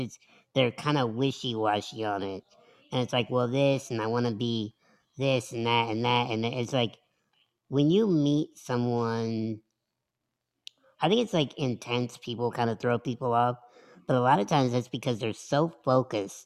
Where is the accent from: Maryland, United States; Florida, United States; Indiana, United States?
Indiana, United States; the Midwest /; moved away as an adult; also born or lived in Philadelphia; I'm from the Midwest